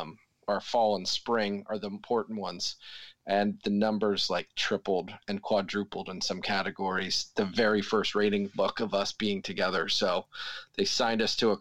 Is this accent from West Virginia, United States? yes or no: no; Mount Laurel, New Jersey, United States; I grew up in Mount Laurel, New Jersey, born and raised South Jersey boy.